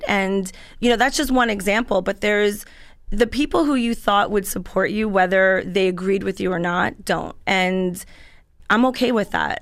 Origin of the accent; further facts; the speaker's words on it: Central Islip, New York, United States; I grew up in Central Islip